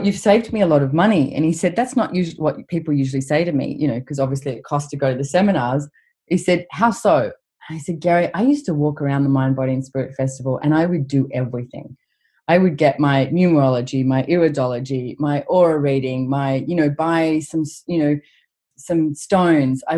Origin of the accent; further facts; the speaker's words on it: Australia; growing up in Australia, we have, you know, a big country with not many people